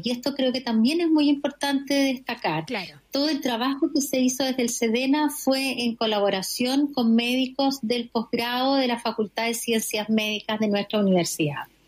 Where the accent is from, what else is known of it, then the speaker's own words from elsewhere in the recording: Arica, Arica y Parinacota, Chile; Yo soy ariqueña